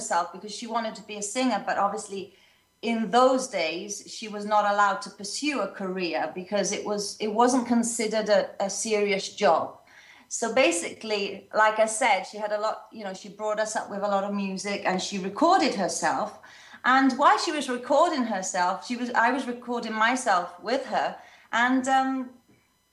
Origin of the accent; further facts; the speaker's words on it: Swansea, Wales, United Kingdom; moved away as an adult; also born or lived in London; now in Italy; I was born in London. And then when I was a little girl, my family and I transferred to South Wales, to a city called Swansea